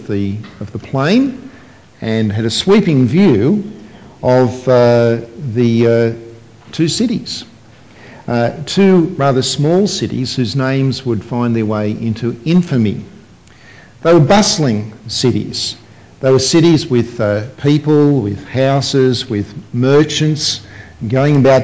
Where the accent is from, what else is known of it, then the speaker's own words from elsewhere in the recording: Sydney, New South Wales, Australia; growing up in Sydney, I had friends who were whose families were Middle Eastern families